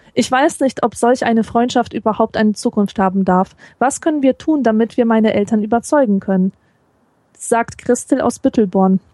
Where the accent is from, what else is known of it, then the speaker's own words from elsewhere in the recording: Poland; now in Germany; ich als Polin